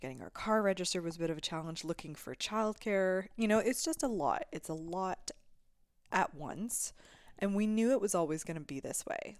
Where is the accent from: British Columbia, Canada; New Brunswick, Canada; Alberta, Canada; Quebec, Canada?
Alberta, Canada; I come from Alberta.